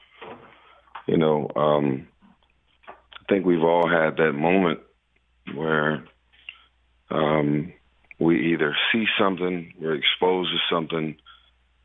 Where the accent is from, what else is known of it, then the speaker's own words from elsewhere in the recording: Los Angeles, California, United States; I'm from South Central LA.